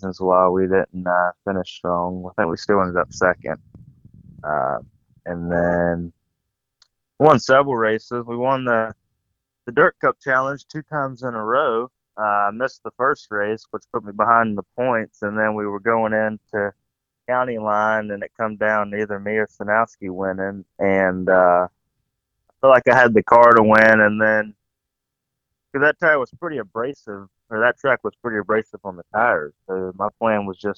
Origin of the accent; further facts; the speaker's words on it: Holden Beach, North Carolina, United States; I'm from Holden Beach, South Carolina, or North Carolina